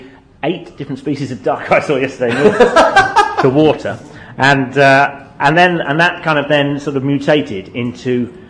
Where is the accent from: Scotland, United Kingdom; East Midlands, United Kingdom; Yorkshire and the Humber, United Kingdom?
East Midlands, United Kingdom; Northampton; I grew up in Northampton. I was 16 in 1981.